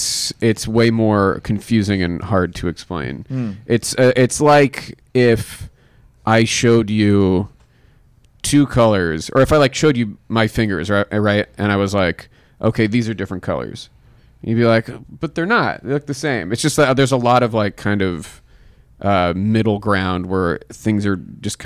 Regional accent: Pittsburgh, Pennsylvania, United States; Pittsburgh? Yeah.

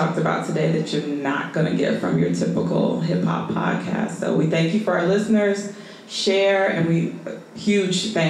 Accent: Chicago, Illinois, United States; I do want to plug my hometown. If you're listening, I will be in Chicago September 5th through the 9th.

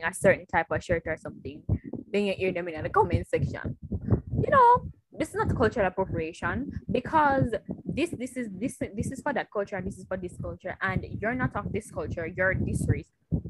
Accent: Jamaica; if my Jamaican card I get revoked

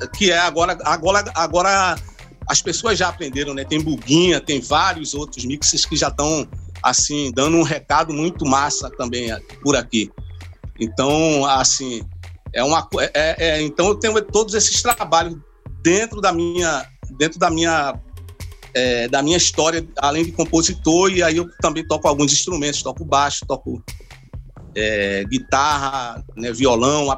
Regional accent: Pernambuco, Brazil; a gente como brasileiro, como pernambucano

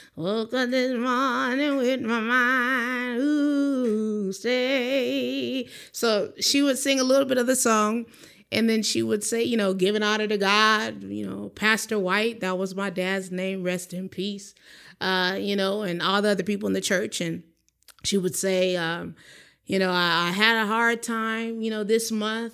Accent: San Dimas, California, United States; grew up in a little city called San Dimas, you know, Raging Waters in California

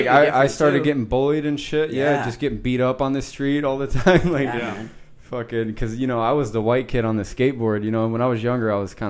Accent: Midwest, United States; now in Chula Vista, United States; I grew up in the Midwest.

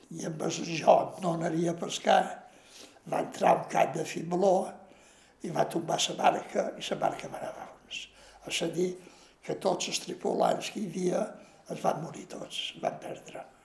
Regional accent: Ciutadella, Balearic Islands, Spain; Vaig néixer a Ciutadella, perquè els meus pares van venir de Mallorca

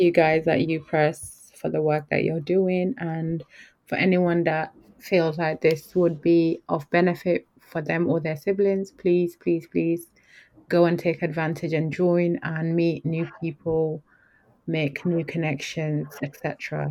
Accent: Yorkshire and the Humber, United Kingdom; I grew up in Yorkshire

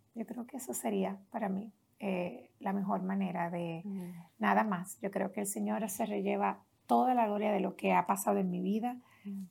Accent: Las Piedras, Puerto Rico; Allá en Puerto Rico crecí en un pueblo pequeño, no se ha hablado mucho, se habla mucho, ¿verdad?, de los pueblos más del área metropolitana, pero yo crecí más en un pueblo llamado Las Piedras.

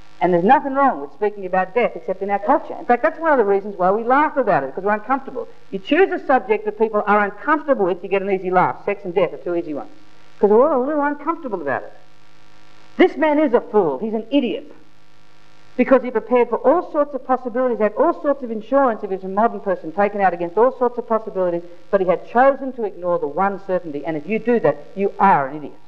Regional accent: Australia; I'm a proud Australian. I love being Australian.

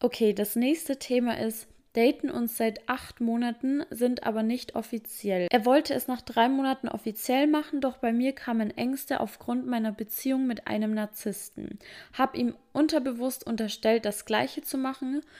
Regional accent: Germany; bei uns in Deutschland

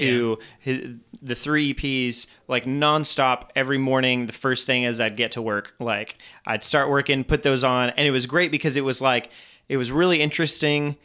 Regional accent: Belgium; moved away; I was growing up in Belgium

